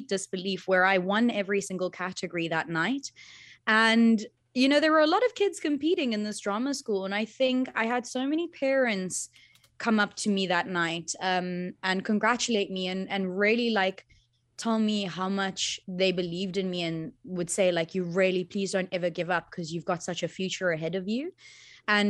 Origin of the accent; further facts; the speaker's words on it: Cape Town, Western Cape, South Africa; first language Afrikaans; English is a second language; I got to grow up here.